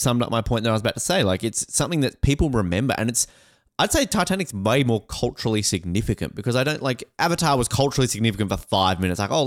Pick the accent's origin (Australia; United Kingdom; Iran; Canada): Australia; I'm Australian